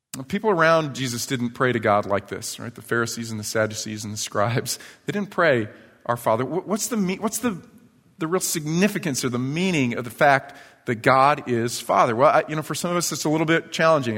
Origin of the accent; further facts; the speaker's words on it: New York, United States; moved away; when I was a kid, I was probably third or fourth grade growing up in New York